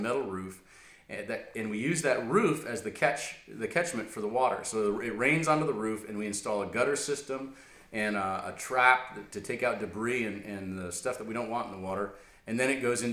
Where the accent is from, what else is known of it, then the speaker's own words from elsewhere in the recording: United States; as an American